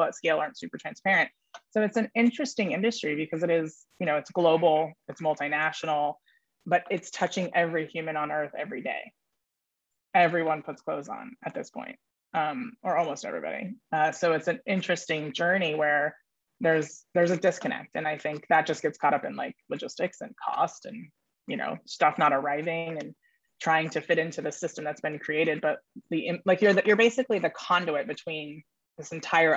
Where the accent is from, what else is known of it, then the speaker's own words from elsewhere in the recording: Silicon Valley, California, United States; also born or lived in New York City; I was raised in the Silicon Valley in New York City, which is a pretty interesting place to have been raised